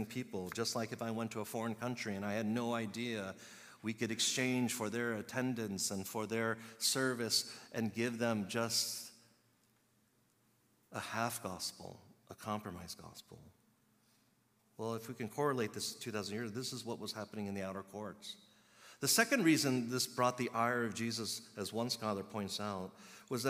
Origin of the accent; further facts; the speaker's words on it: Chicago, Illinois, United States; I was born in Chicago, but my heritage ethnicity is Korean